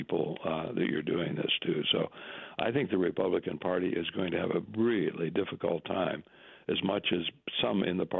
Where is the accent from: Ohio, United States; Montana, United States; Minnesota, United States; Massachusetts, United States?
Minnesota, United States; moved away; my home country, Minnesota, borders on the Dakotas